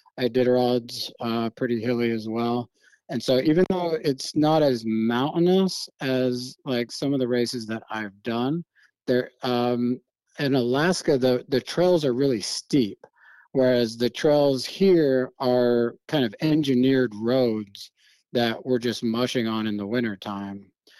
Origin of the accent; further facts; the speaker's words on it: Germany; growing up in Germany, you know, the wilderness is few and far between, you know, there's a lot of people in Europe.